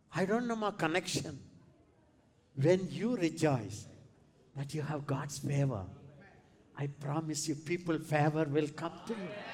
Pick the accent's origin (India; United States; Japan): India; I am from India